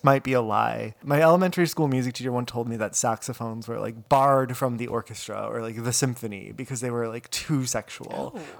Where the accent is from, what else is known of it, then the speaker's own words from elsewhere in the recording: Midwest, United States; Growing up in the Midwest, there's not a lot of geography